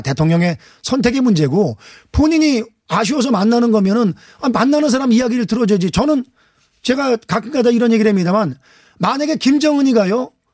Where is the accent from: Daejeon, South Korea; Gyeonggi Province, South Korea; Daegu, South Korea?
Gyeonggi Province, South Korea; Anseong; 안성 출신